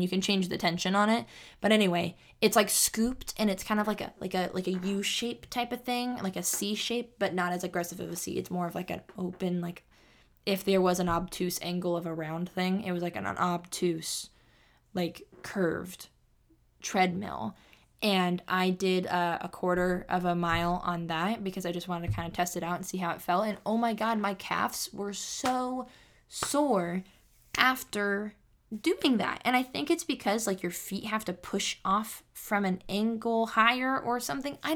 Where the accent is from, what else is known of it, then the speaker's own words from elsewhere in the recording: Sacramento, California, United States; also born or lived in San Jose; I moved from San Jose. I was born in San Jose, and I moved from San Jose to Sacramento. And then we moved from the apartments we moved in Sacramento to the house we lived in.